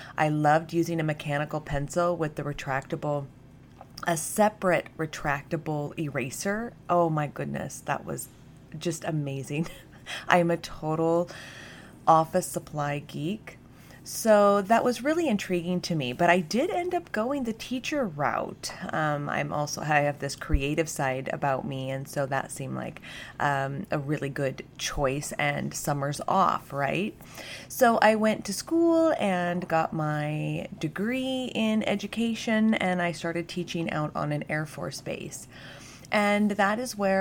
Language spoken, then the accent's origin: English; United States; moved away as an adult; also born or lived in Germany; I came from the States